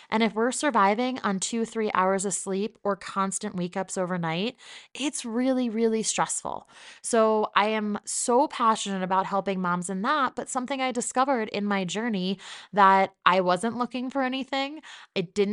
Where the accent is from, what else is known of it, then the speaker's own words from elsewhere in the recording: New Jersey, United States; But for the most part, this is what I sound like, and people get very confused when I say that I'm from New Jersey.